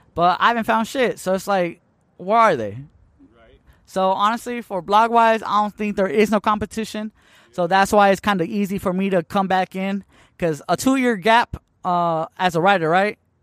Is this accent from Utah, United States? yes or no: no; Tucson, Arizona, United States; also born or lived in Hermosillo, Sonora, Mexico; I've been in Tucson, Arizona since I was, like, one and a half years old. So, I basically grew up here